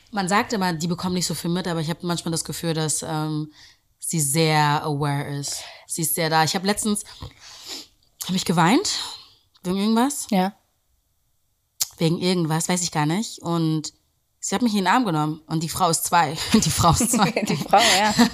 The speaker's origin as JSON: {"language": "German", "region": "Berlin", "country": "Germany", "tie": "born or raised there"}